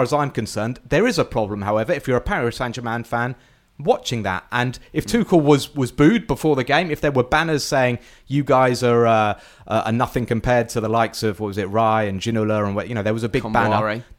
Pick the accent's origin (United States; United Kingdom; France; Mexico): United Kingdom; England; I'm English